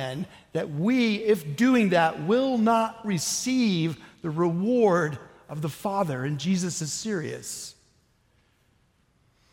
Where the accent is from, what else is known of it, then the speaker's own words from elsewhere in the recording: Oklahoma, United States; I'm from Oklahoma.